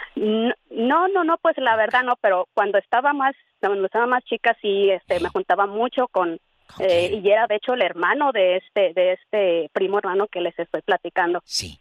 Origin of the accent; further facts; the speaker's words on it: Guanajuato, Mexico; somos de Guanajuato